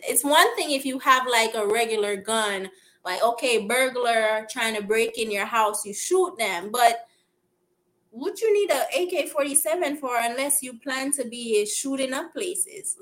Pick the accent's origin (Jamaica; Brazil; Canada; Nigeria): Jamaica; Kingston; also born or lived in Philadelphia, United States / Florida, United States; now in Los Angeles, United States; I'm from Kingston